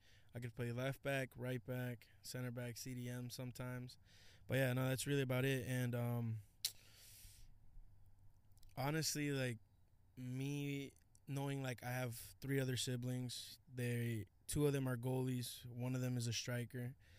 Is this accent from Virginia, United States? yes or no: yes; Virginia, United States; I'm 20. I'm from Virginia